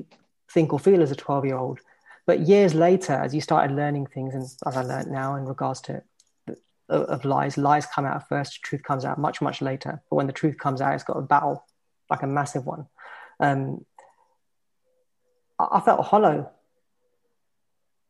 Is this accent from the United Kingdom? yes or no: yes; London, United Kingdom; I'm born and bred in West London